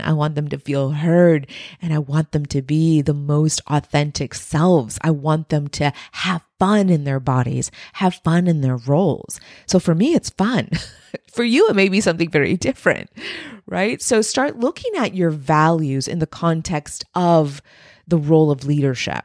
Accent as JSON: {"language": "English", "region": "Texas-Mexican border", "country": "United States", "tie": "born or raised there", "said": "my subculture being raised on the Texas-Mexican border"}